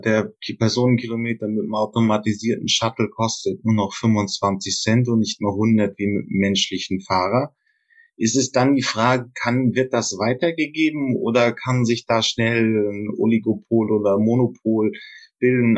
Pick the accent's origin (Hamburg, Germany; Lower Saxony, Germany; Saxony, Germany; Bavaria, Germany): Hamburg, Germany; Und ich komme auch aus der Region